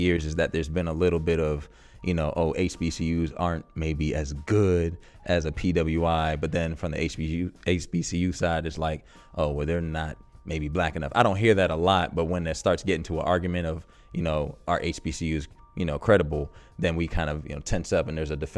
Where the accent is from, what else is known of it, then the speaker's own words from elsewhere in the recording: D.C., District of Columbia, United States; I grew up right outside of Washington, D.C.